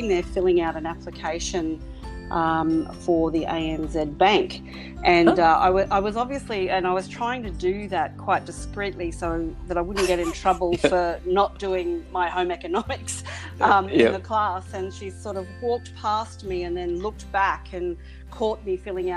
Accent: Sunshine Coast hinterland, Queensland, Australia; I was very much country girl, so I grew up in Sunshine Coast sort of hinterland, so in around Glasshouse Mountains and, you know, Caboolture and Woodford, Kilcoy

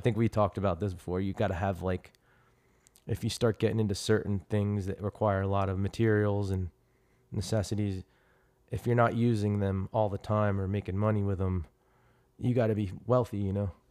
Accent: Trenton, New Jersey, United States; now in Chandler, United States; I came from Trenton, New Jersey and, uh, you know, I came from, like, blue collar beginnings

